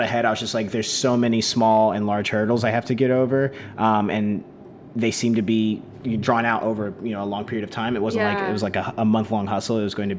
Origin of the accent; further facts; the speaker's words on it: rural Oklahoma, United States; moved away as an adult; also born or lived in New Haven, Connecticut / Bogota, Colombia / Stanford, California; So I'm born and raised in Oklahoma.